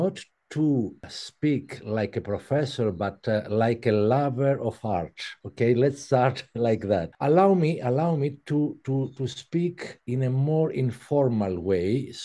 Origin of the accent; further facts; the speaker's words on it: Athens, Attica, Greece; English is a second language; moved away as an adult; also born or lived in Paris; 1 year after, we moved in Athens, and I was raised in Athens.